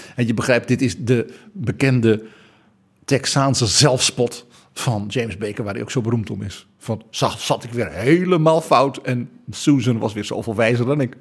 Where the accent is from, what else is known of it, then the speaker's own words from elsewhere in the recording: Netherlands; Wij West-Europeanen, wij Hollanders